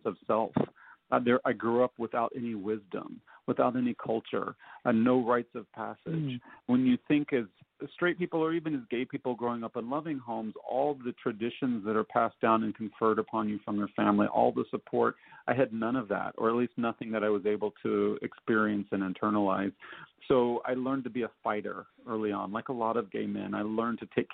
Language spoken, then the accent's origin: English; Nashville, Tennessee, United States; I grew up in Nashville